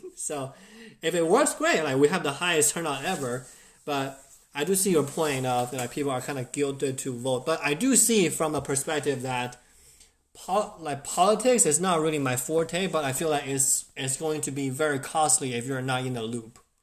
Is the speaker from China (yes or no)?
yes; China; now in United States; I grew up in China